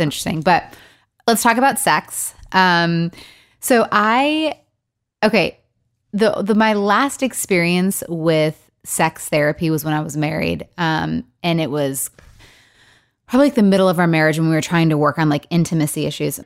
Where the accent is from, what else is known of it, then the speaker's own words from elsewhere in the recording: Michigan, United States; also born or lived in Los Angeles; now in Nashville, United States; I'm from Michigan originally